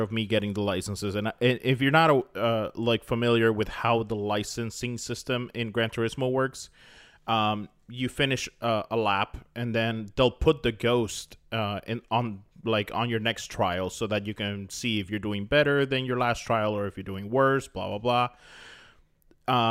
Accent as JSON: {"language": "English", "region": "Florida", "country": "United States", "tie": "born or raised there", "said": "I grew up in Florida"}